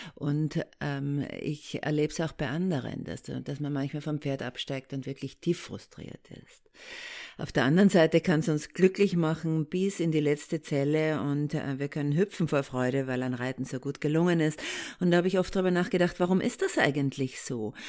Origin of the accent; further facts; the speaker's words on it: Austria; accent: Austrian; now in Germany; Ich komme aus Österreich, da kommt der Akzent her und ich lebe schon sehr lange äh, in Deutschland